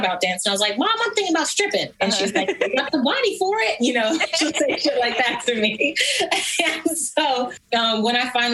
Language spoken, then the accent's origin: English; Atlanta, Georgia, United States; now in Los Angeles, United States; I'm from Atlanta